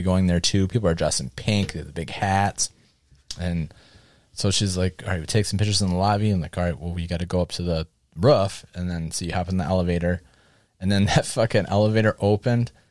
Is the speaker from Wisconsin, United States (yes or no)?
yes; Wisconsin, United States; oh, Wisconsin